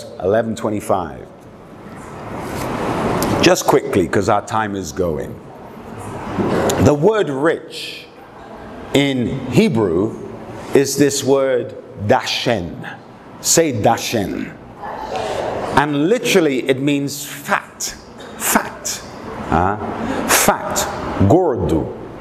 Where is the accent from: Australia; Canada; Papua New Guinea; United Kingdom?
United Kingdom; England; I was brought up, I was raised in England. My father was a general in the British Army. I traveled from London, Oxford, Hong Kong, Moscow, Helsinki, many capital cities in the world